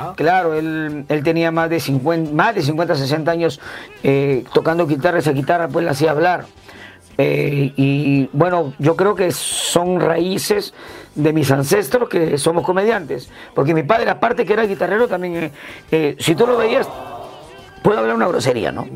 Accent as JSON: {"language": "Spanish", "town": "Chiclayo", "region": "Lambayeque", "country": "Peru", "moved": "yes", "said": "soy del departamento de Lambayeque, capital de la amistad chiclayano, de la Huiracocha, cuadra 6, Huiracocha 621, La Victoria Nueva"}